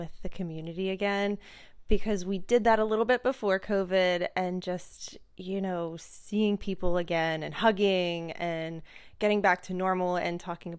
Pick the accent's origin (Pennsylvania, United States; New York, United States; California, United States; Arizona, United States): Pennsylvania, United States; I'm from Shelbsburg, Pennsylvania. Don't look it up. It's in the middle of nowhere.